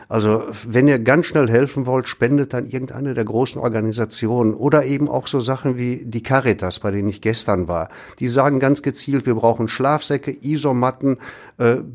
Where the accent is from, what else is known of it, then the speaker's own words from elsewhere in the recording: Essen, North Rhine-Westphalia, Germany; ja, nur wenn ich jetzt als Essener sage, ja, ich will ganz schnell helfen, Kohle spenden.